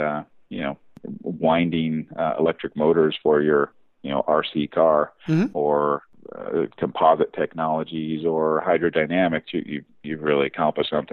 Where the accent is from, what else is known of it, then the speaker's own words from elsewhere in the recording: the South, United States; as a young kid growing up in the South, cars were kind of everything